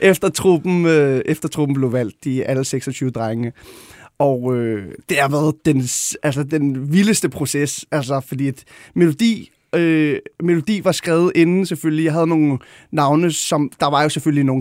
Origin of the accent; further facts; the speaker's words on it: Gladsaxe, Capital Region of Denmark, Denmark; jeg voksede op ude i Højgladsaxe